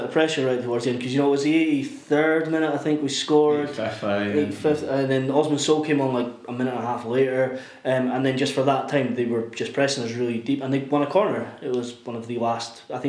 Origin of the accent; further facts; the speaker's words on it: Manchester, North West England, United Kingdom; I'm from Manchester.